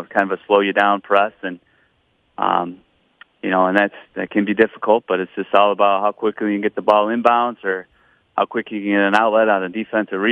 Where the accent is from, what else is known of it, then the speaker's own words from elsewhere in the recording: Michigan, United States; now in Owatonna, United States; I grew up in Michigan